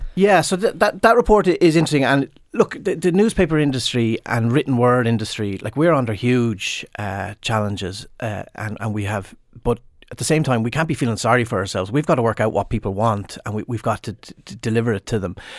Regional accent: Limerick/Clare border, Munster, Ireland; I'm from right on the border, Arden Acrosha. It's in, it's actually in Clare, but I often say Limerick

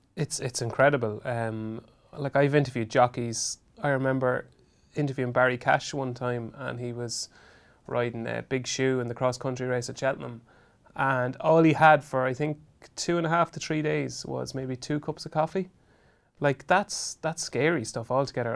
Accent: Ireland; I was from Robinson, which was only a couple of miles down the road.

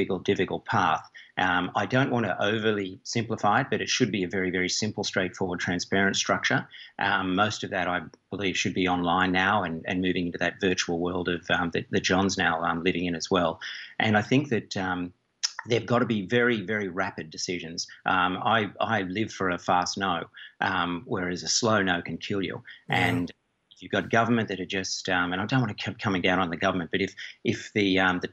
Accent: Australia; now in Ireland; speaking as an Aussie

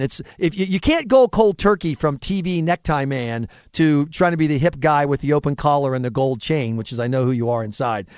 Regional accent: United States; as an American

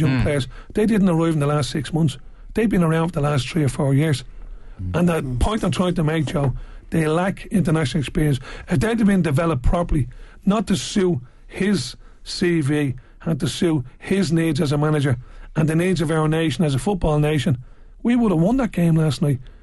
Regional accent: Ireland; for me as an Irishman who loves Irish football

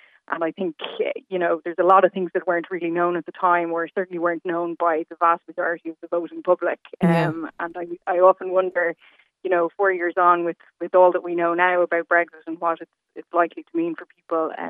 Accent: Dublin, Leinster, Ireland; now in London, United Kingdom; We're from Dublin and we're over here for my husband's job.

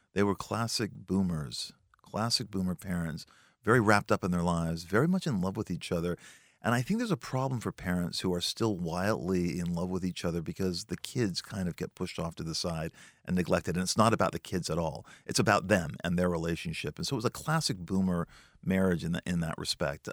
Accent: Los Angeles, California, United States; I grew up in a part of Los Angeles called the San Fernando Valley, a valley boy

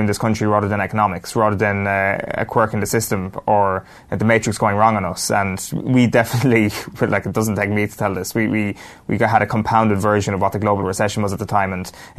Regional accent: Ireland; we as an Irish people

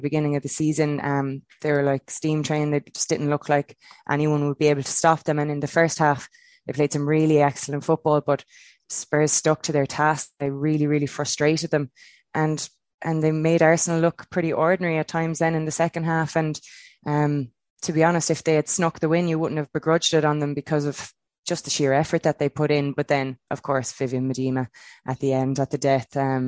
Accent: Kilkenny, Leinster, Ireland; growing up in Kilkenny

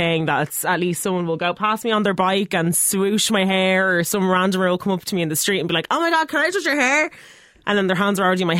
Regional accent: Dublin, Leinster, Ireland

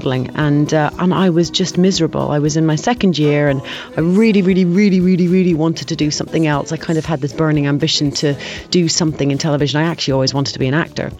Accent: Ireland; I had the best childhood growing up in Ireland.

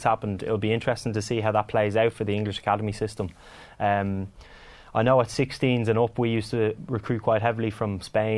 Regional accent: Ireland; now in England; growing up in Ireland

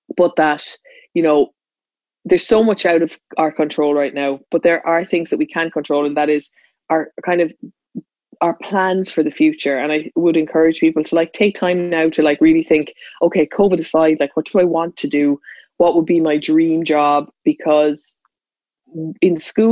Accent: Ireland; I was in a schooling system, as every Irish student listening to this is

